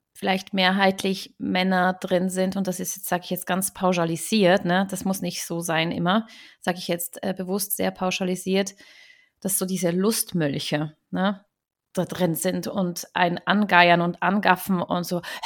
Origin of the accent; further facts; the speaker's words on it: Switzerland; viele Schweizer, mich inklusive